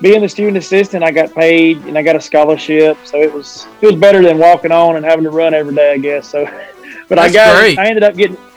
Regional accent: Fyffe, Alabama, United States; my wife's from Crossville and I'm from Fife. So we both took jobs here at Crossville and got to come back home

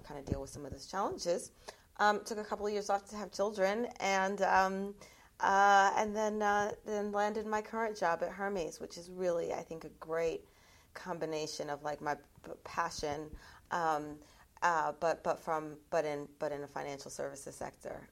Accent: United States; I'm American

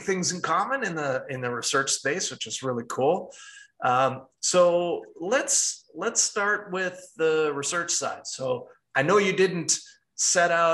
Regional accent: Saint Paul, Minnesota, United States; we're both from St. Paul

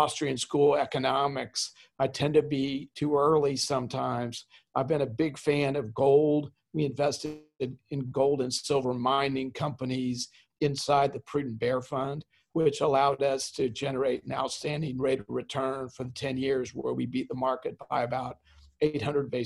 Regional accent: Kansas City, United States; I'm a Kansas City boy, so I'm from the Midwest

